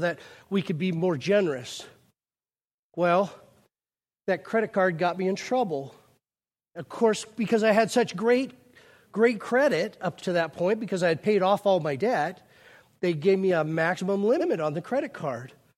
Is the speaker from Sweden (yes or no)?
no; United States; we're so American